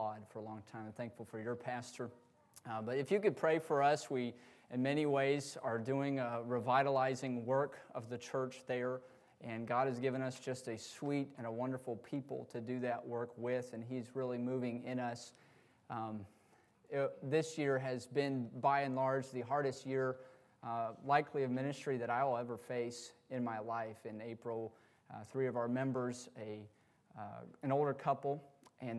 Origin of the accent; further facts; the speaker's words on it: Georgia, United States; we're from Georgia